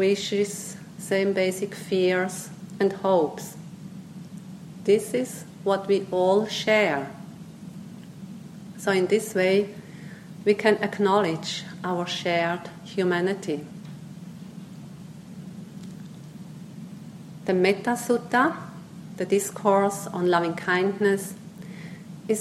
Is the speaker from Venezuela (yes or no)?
no; Switzerland; first language Swiss German; English is a second language; moved away as an adult; also born or lived in Myanmar; growing up in Switzerland with Swiss German, German language